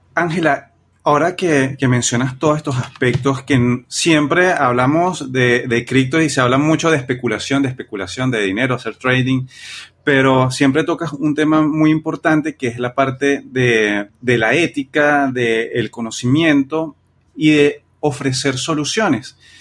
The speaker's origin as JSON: {"language": "Spanish", "country": "Venezuela", "said": "nosotros que somos de Venezuela"}